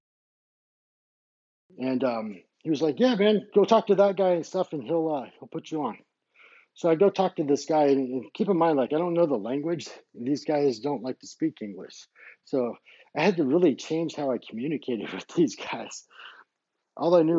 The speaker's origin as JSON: {"language": "English", "country": "United States", "also_born_or_lived": "Colorado Springs, Colorado", "said": "I'm an American DJ"}